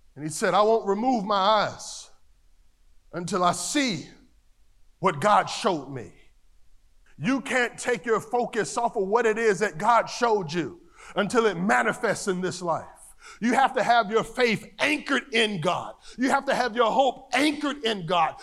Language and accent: English; North Carolina, United States; Growing up in North Carolina, the country